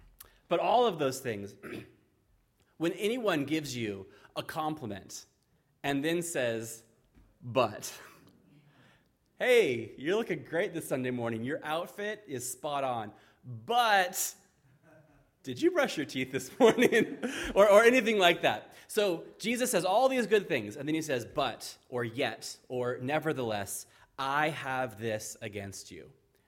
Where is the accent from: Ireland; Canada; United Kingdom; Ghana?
Ireland; Now, I'm visiting California from Ireland, and I love it here.